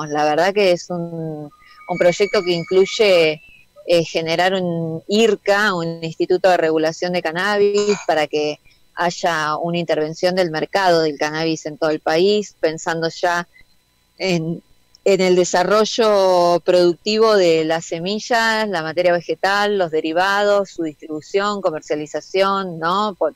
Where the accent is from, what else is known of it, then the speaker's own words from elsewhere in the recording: Argentina; es poner en valor aquello que nosotros como argentinos y argentinas aprendimos a hacer